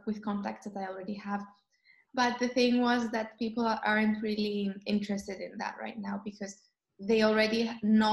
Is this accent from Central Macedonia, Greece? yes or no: no; Athens, Attica, Greece; first language Greek; English is a second language; now in Nicosia, Cyprus; I'm from Greece originally